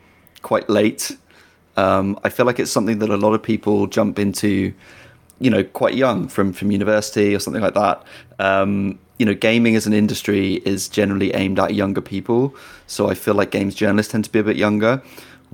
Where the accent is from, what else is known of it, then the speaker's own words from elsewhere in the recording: United Kingdom; now in London, United Kingdom; I'm British